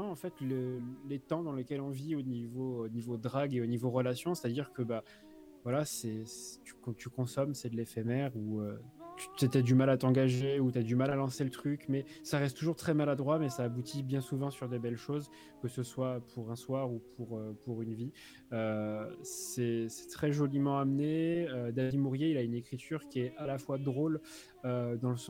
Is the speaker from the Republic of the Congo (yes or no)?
no; France; parce que je suis, français et que j'ai un accent anglais très pourri